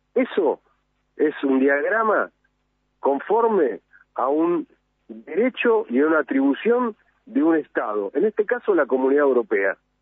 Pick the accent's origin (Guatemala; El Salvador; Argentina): Argentina; como argentino